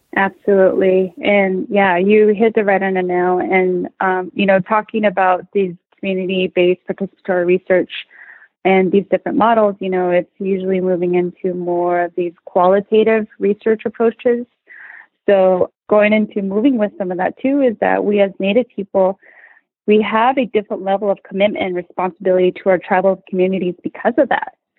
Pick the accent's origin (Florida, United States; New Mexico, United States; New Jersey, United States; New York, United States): New Mexico, United States; now in Portland, United States; I'm originally from Vicente, New Mexico. It's a small rural community